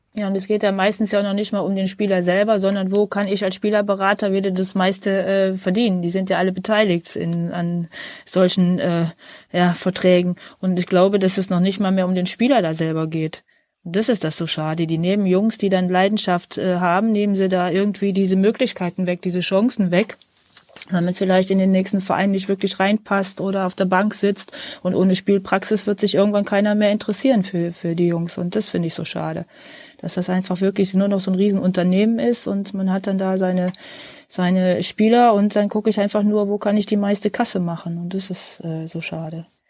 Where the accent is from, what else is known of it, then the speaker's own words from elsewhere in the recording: Wegberg, North Rhine-Westphalia, Germany; Ich bin äh, im Kreis Heinsberg in Wegberg geboren. Ich bin ein Kind dieser Region hier.